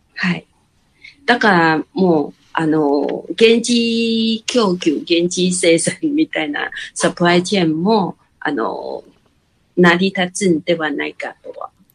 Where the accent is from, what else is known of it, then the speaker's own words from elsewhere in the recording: Kaohsiung, Taiwan; now in Hsinchu, Taiwan; もともと高尾出身なんですけど